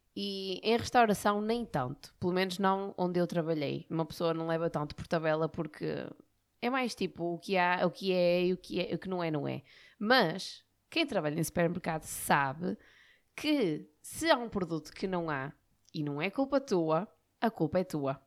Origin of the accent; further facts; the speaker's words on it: Barcelos, Norte, Portugal; eu sou de Barcelos, não é? Eu trabalhava em Barcelos